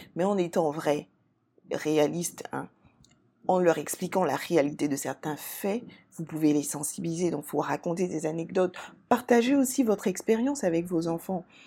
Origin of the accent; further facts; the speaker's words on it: Côte d’Ivoire; en Côte d'Ivoire, mon pays d'origine